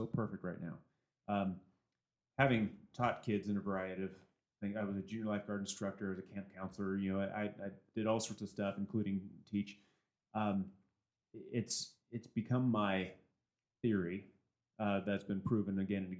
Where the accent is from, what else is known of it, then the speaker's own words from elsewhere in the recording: San Diego, California, United States; now in Oregon, United States; growing up in San Diego. And I mean, we were surrounded by Chaldeans, Hispanics, and we all got along great for the most part. There was very few issues when I grew up